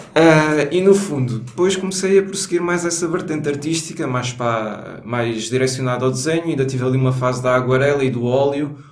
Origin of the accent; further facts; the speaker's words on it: Alentejo, Portugal; accent: Alentejano; now in Lisbon, Portugal; vai ser só sotaque alentejano aqui